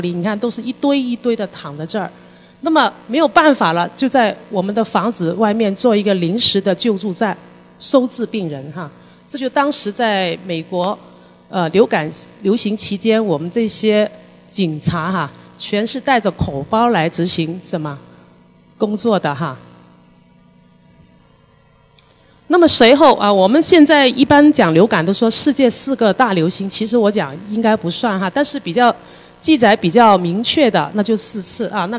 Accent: Hong Kong; 那么这个公共事件发生的处理好与否，也影响了我们香港人的一个信心。

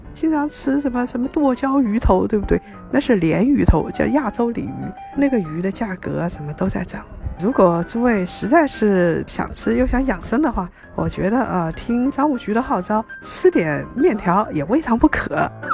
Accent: Ningbo, Zhejiang, China; also born or lived in Shanghai; 我们宁波那边的人还特别爱吃臭的

